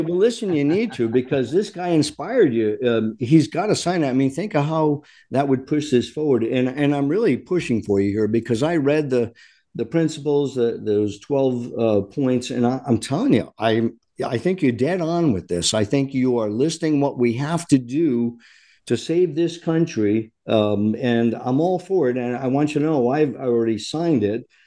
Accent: Rhode Island, United States; I am from Rhode Island, born and raised

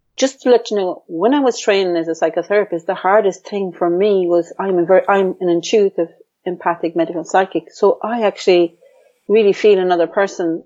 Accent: Ireland; But I grew up in a male dominant family where in Ireland, the girl was kind of the second class one

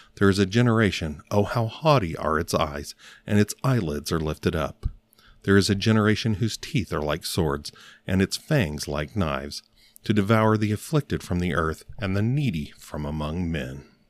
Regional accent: Northern Alabama, United States; I was born in Northern Alabama

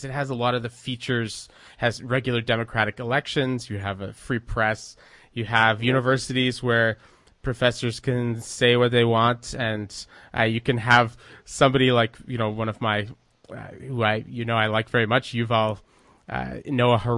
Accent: Quebec, Canada; growing up in Canada

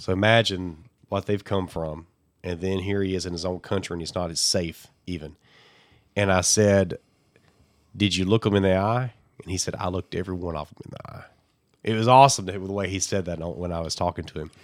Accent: Alabama, United States; I'm from Alabama

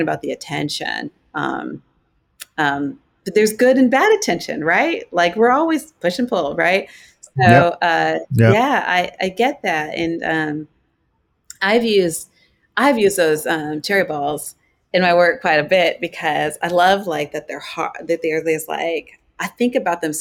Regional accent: Boulder, Colorado, United States; I grew up in Colorado, in Boulder, Colorado

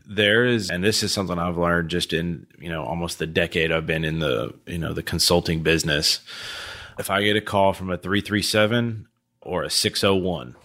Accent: Houston, Texas, United States; from Houston, I'm a huge Astros fan

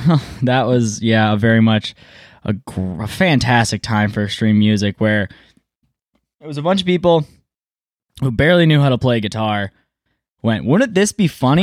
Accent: Ypsilanti, Michigan, United States; also born or lived in Milan, Michigan; Ypsilanti, born and raised

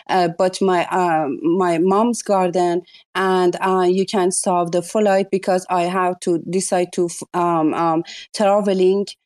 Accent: Iran; English is a second language; I'm uh, coming from the culture who you must be uh, have a hijab. I'm from Iran you know.

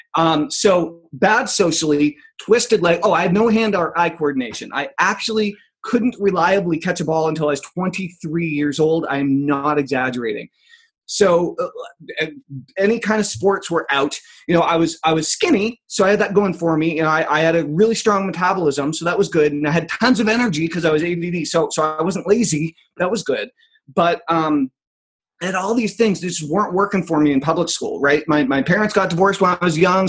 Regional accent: Enfield, New Hampshire, United States; I grew up in Enfield, New Hampshire, very small town.

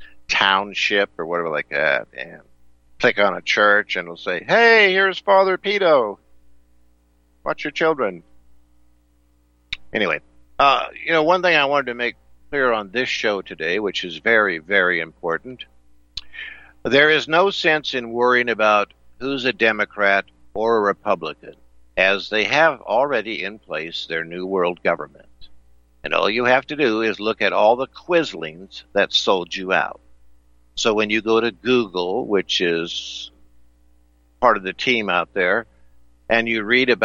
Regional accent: California, United States; I was born in California

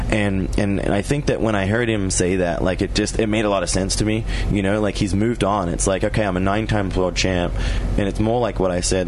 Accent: Australia; moved away as an adult; also born or lived in Europe; now in United States; as a child, I was an Australian, and in my adult life, that I know it, I'm an American.

